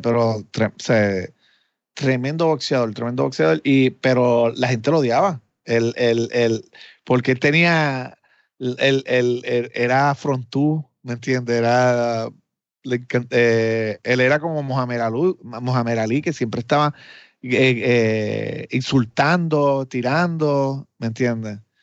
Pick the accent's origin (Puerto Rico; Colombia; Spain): Puerto Rico; mi país